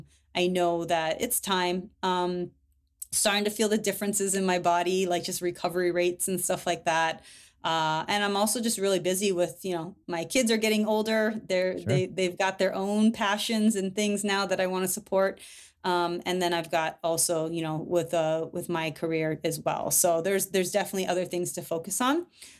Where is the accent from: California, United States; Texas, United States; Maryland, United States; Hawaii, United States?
Hawaii, United States; And that's what I came up in, you know, as a kid and growing up in Hawaii.